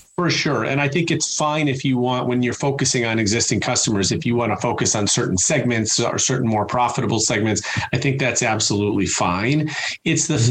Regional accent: Chicago, Illinois, United States; I'm from Chicago

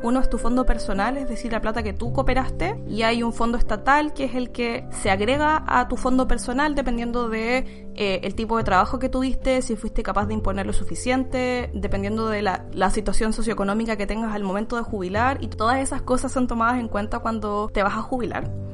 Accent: Chile; moved away as an adult; now in China; no estoy imponiendo a mi, a mi FP en Chile, así que cuando me jubile voy a tener dos pesitos porque tampoco sé cuándo voy a volver.

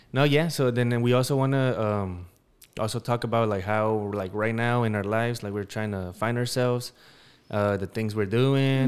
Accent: Denver, Colorado, United States; I'm from Denver, Colorado.

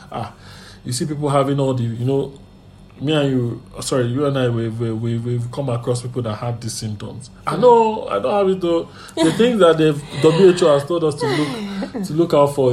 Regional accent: Nigeria; and even in life generally as a Nigerian, you know.

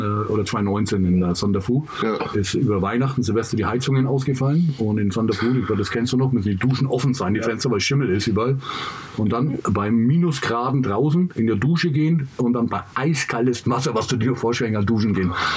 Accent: England, United Kingdom; now in Germany; ich bin ja Engländer

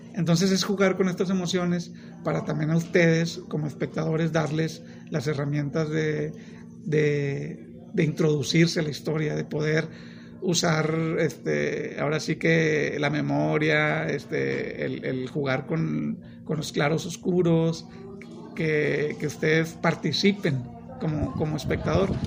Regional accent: Monterrey, Nuevo León, Mexico; yo soy de Monterrey

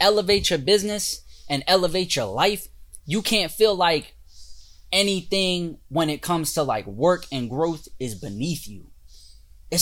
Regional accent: Delaware, United States; when I used to live like growing up in Delaware

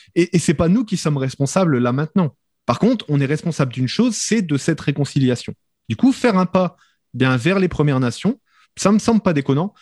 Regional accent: France; moved away; je suis français de France

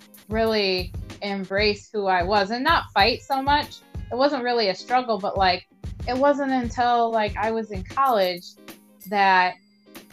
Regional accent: Toledo, Ohio, United States; growing up in Toledo, the side of town that I was on, you know, we were all culturally intermixed

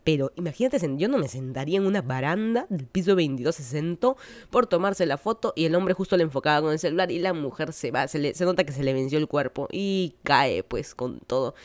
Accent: Lima, Peru; moved away as an adult; now in United States; toda mi vida soy de Lima, Perú

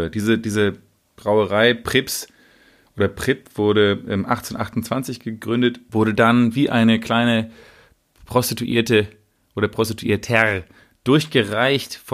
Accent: Sweden; als Schwede soll man die gleiche, sich hinter die nationale Linie stellen. Also es ist eine ganz komische Art von Nationalismus und Nationalstolz und wir Schweden machen es anders als der Rest der Welt.

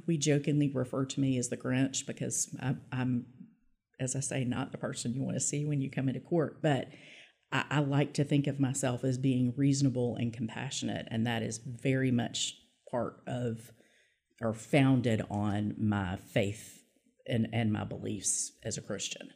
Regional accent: Little Rock, Arkansas, United States; also born or lived in Pine Bluff, Arkansas; I did end up going to law school in my hometown of Little Rock.

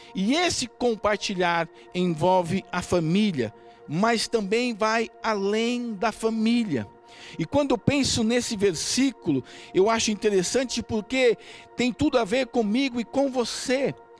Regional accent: Brazil; Nós somos um povo diferente, nós somos brasileiros

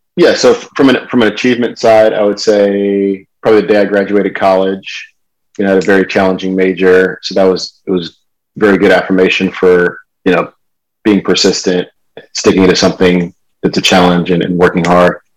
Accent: California, United States; also born or lived in Michigan / Charlotte, North Carolina; I was born in Michigan, grew up in California though.

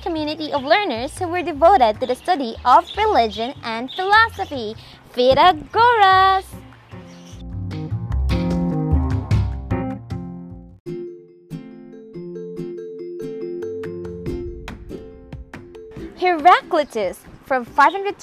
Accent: Philippines; I am from the Philippines.

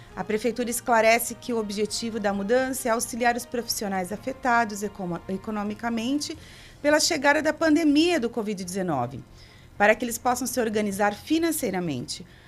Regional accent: Brazil; Nós somos brasileiros

